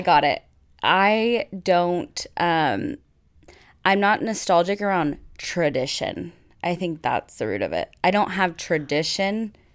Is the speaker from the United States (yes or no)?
yes; United States; I'm American